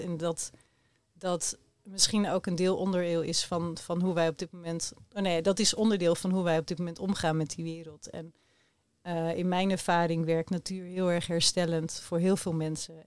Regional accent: Rotterdam, South Holland, Netherlands; de kinderen in Rotterdam, in de buurten waar ik opgroeide

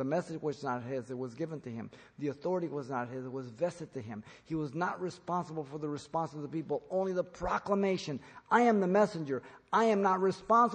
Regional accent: United States; We as American church

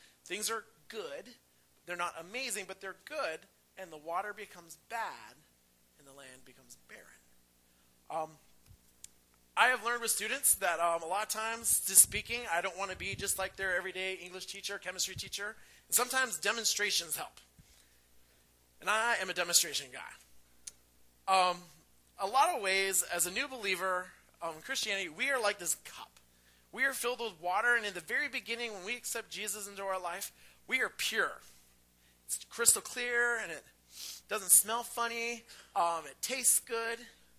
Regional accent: Pacific Northwest, United States; Do not have a green thumb, even though I'm from the Northwest.

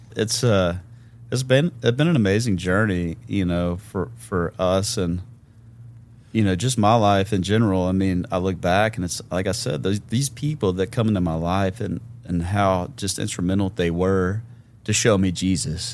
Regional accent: Memphis, Tennessee, United States; born and raised in Memphis, Tennessee

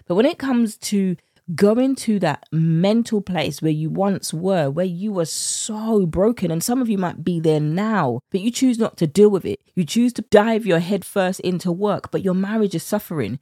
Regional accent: United Kingdom; accent: British; my British accent

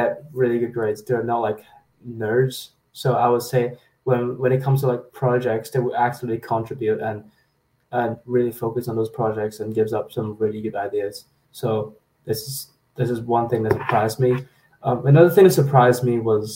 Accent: Hong Kong; now in Waterloo, Canada; I come from Hong Kong

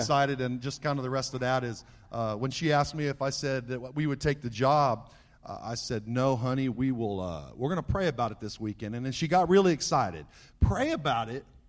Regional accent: Southern California, United States; As a young boy growing up in Southern California

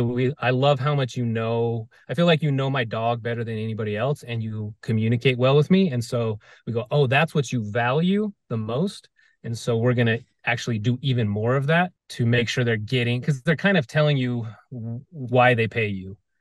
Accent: Las Vegas, Nevada, United States; I grew up

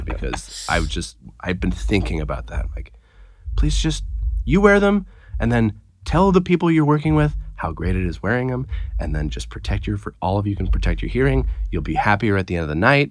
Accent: near Chico, California, United States; Chico, which is near where I'm from

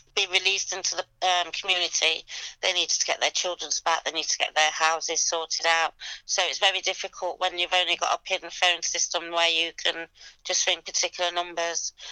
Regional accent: Leicester, East Midlands, United Kingdom; now in London, United Kingdom; I'm originally from Leicester. Um, I live in London

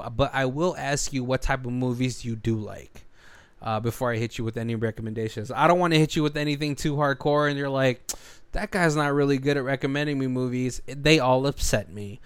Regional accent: United States; also born or lived in Philippines; growing up as a minority in America

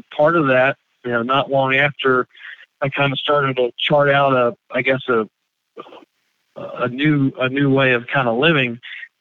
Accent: Greensboro, North Carolina, United States; I grew up here in Greensboro, and this has been kind of home for me for 38 years now

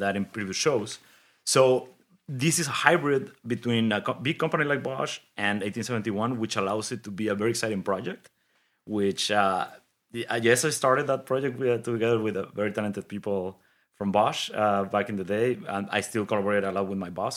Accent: Mexico City, Mexico; moved away as an adult; also born or lived in Detroit / Germany; I grew up in Mexico City.

